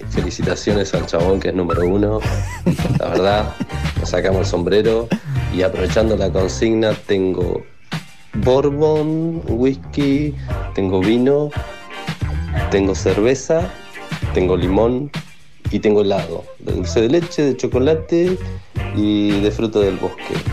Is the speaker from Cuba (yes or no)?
yes; Varadero, Matanzas, Cuba; Mando un saludo grande, muchísima suerte para toda la audiencia, para, ustedes. Eh … de Varadero.